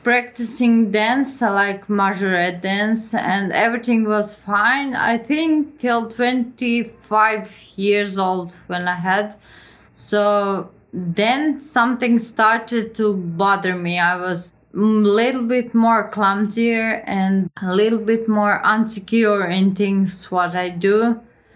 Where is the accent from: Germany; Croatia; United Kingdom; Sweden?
Croatia; I'm 33 years old and I come from Croatia